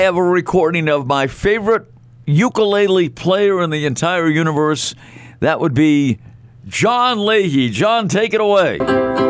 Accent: Melrose, Massachusetts, United States; moved away; Melrose hoodie right here. Yeah. My hometown

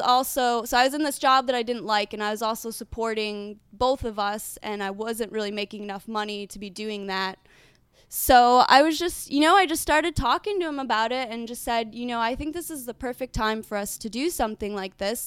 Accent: United States; moved away as an adult; now in Prague, Czech Republic; I'm from America

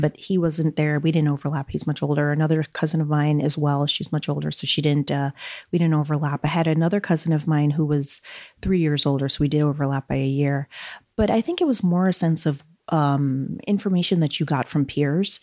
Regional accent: New York City, New York, United States; also born or lived in Brazil; I grew up in Flushing, Queens

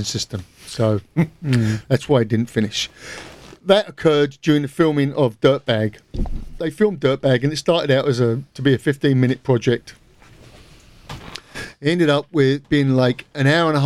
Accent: England, United Kingdom; I am English

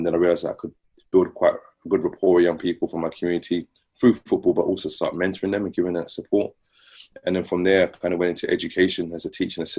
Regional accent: London, United Kingdom; I grew up in Southeast London. Grew up on a very notorious estate called the Aylesbury Estate, which is sandwiched in between Old Kent Road, Peckham and Camberwell.

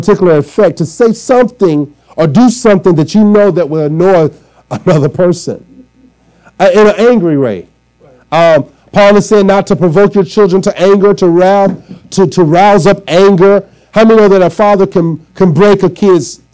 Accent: Arkansas, United States; now in Trenton, United States; I'm from down south, and we say yes, sir, no, sir, yes, ma'am, no, ma'am. And when I moved from Arkansas to New Jersey, I moved right into Trenton

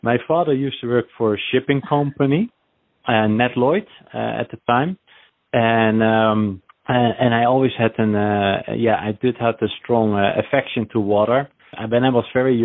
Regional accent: Netherlands; moved away as an adult; also born or lived in Wellington, New Zealand; now in New Jersey, United States; I am from Holland, the Netherlands. I'm raised, but I was born a Kiwi in New Zealand, Wellington.

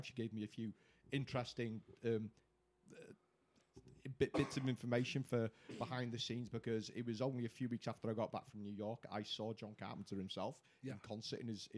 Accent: Wales, United Kingdom

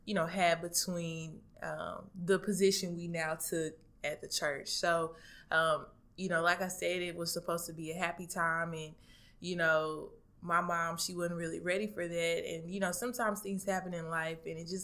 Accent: Dallas, Texas, United States; moved away; originally I'm from Dallas, Texas

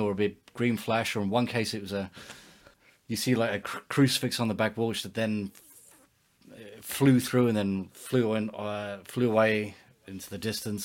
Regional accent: England, United Kingdom; we grew up in England

